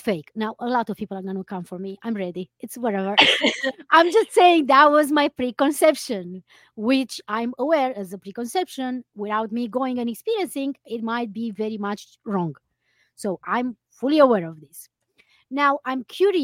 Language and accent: English; Romania; moved away as an adult; also born or lived in Iceland; now in New York, United States; the climate in New York is kind of similar with what we have in Romania